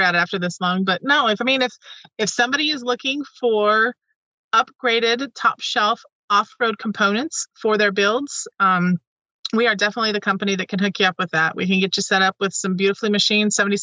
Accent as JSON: {"language": "English", "region": "Utah", "country": "United States", "tie": "born or raised there", "said": "I was born in the US and I was born in Utah, and I'm not Mormon"}